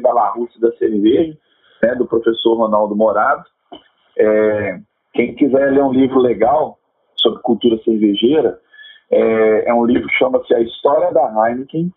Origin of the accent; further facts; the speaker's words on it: Minas Gerais, Brazil; aqui como mineiros